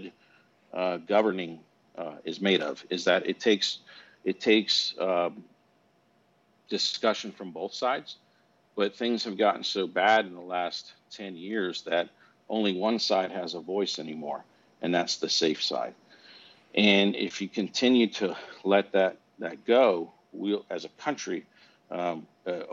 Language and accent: English; United States; as an American, when you're born here